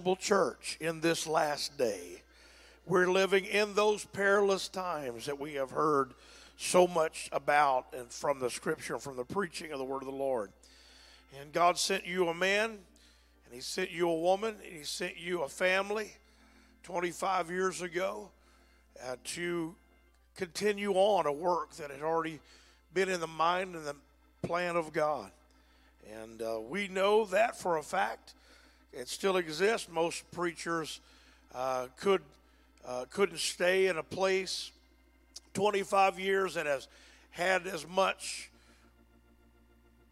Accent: Texas, United States; I'm a Texan

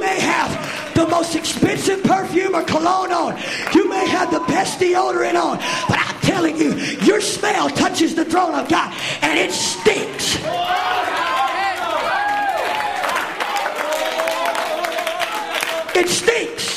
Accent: Mississippi, United States; I'm from Mississippi

